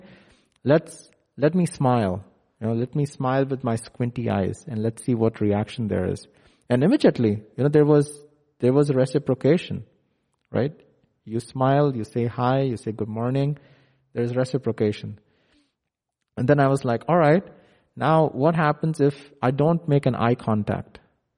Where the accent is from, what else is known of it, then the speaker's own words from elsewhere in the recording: India; now in McKinney, United States; I live in McKinney, where it's very different from India. So I was born and brought up in India